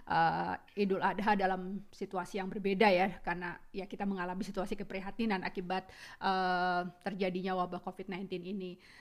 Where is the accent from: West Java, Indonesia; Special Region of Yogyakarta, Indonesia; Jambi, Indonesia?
West Java, Indonesia; Cirebon; born there; kota kelahiran saya senang banget nih Kang.